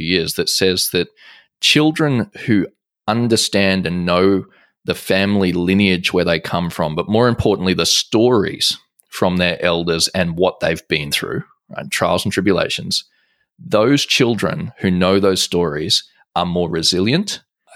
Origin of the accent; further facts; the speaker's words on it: Australia; I'm Australian